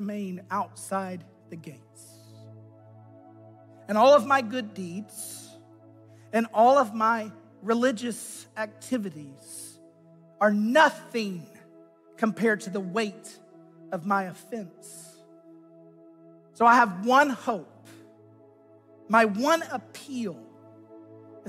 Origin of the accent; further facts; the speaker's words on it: United States; as an American citizen